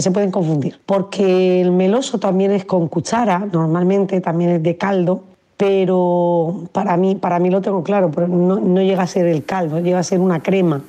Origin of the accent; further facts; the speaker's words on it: south of Alicante, Valencian Community, Spain; de donde soy yo, que es el sur de Alicante